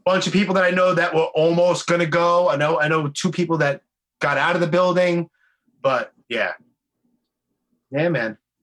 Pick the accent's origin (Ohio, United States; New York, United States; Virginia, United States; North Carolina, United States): New York, United States; New York City; born and raised in Brooklyn